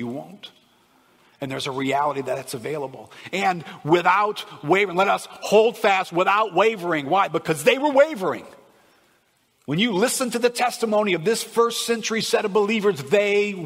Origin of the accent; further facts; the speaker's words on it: United States; As an American